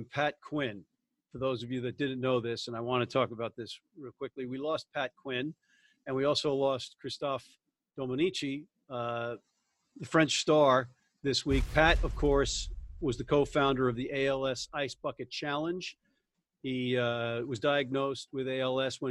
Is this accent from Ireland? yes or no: yes; Ireland; I've got this two things about being Irish